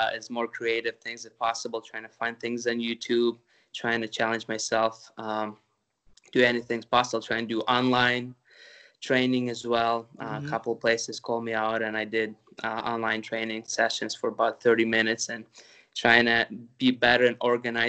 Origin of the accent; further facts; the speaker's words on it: Ukraine; moved away; I'm originally from the Ukraine